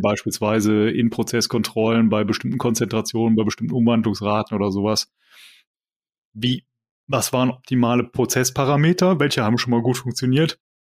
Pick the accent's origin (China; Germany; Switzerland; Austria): Germany; Rhineland; als Rheinländer